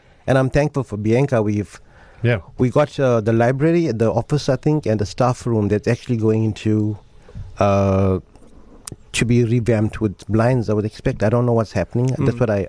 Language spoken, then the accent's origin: English; Buffelsdale, KwaZulu-Natal, South Africa; that's where I come from. That's my hometown as well.